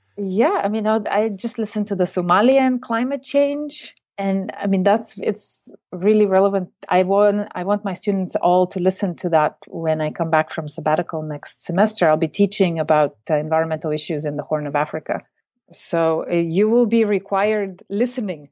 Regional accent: Bulgaria; moved away as an adult; now in United States; I come originally from Bulgaria, but I came to the United States in nineteen ninety-two and studied at Mount Holyoke College

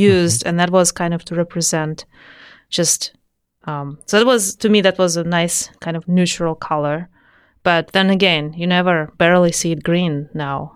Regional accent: Saint Petersburg, Russia; moved away; I'm from Saint Petersburg, Russia. So I was born there, uh, in a family of engineers.

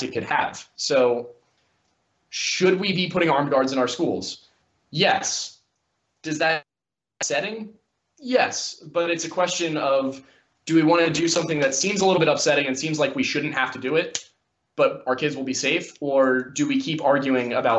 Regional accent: Philadelphia, Pennsylvania, United States; I'm also from the Philadelphia area

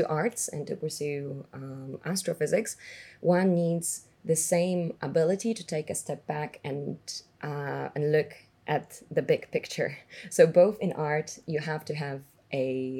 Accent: Warsaw, Masovian Voivodeship, Poland; moved away; I was born in Warsaw, born and raised actually, all the way until the age of 19 when I left for the university.

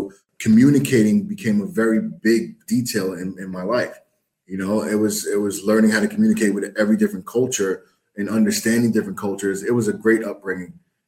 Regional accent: New York City, New York, United States; I was born and raised in New York City, like the heart of New York City. Like, you know, I was raised in Lower Manhattan.

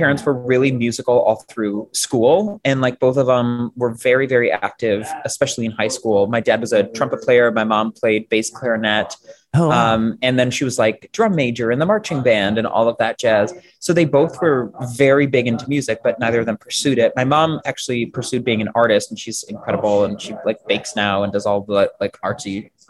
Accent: Buffalo, New York, United States; also born or lived in Florida / Germany / Las Vegas; I was born in Florida, spent most of my childhood in Germany, then moved to Vegas. And then we finally settled in Buffalo, New York, which is where I went to high school.

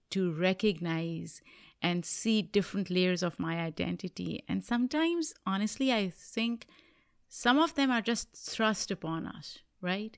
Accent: Pakistan; now in United States; When I was growing up in Pakistan

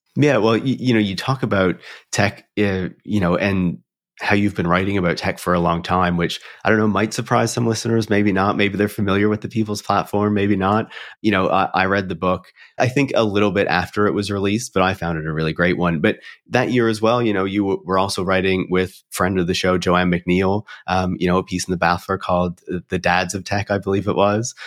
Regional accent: Canada; being Canadian

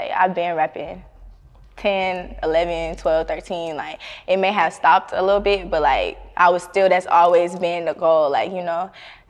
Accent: California, United States; born there; now in Atlanta, United States; I was born in Cali, but, like, when I moved back, like, as a teenager and stuff, like, the vibes was not there for me.

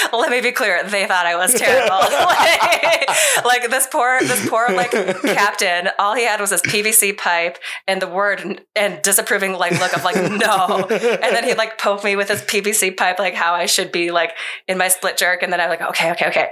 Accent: Minnesota, United States; born and raised in Minnesota, like my high school was in Minnesota

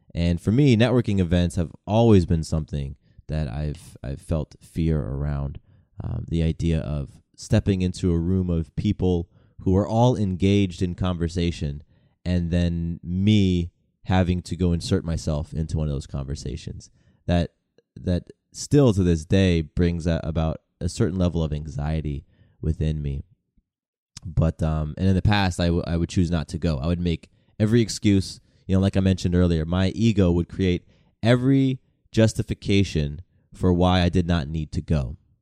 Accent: Atlanta, Georgia, United States; also born or lived in California; a mixed race kid growing up in the South. You know, I moved to Atlanta in nineteen ninety-six. I was turning ten years old

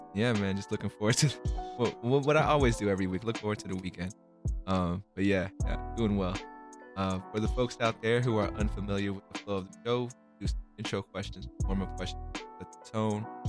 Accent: California, United States; also born or lived in Philippines; I was born in the Philippines, but I came out here in California when I was like four

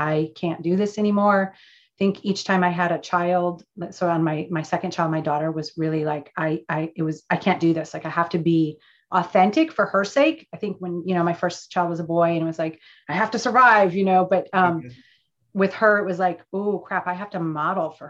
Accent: Michigan, United States; now in California, United States; I'm from the Midwest, as we just discovered, and grew up in Michigan.

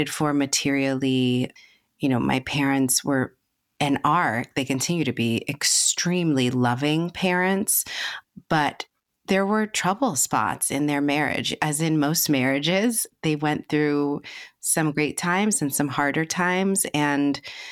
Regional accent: New York City, New York, United States; I grew up in the Bronx, New York

